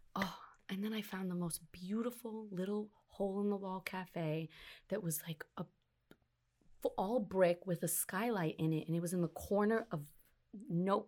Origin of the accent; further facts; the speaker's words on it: New York City, New York, United States; I'm from Brooklyn